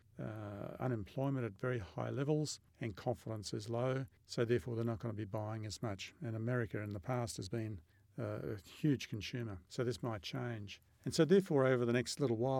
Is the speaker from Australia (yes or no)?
yes; Australia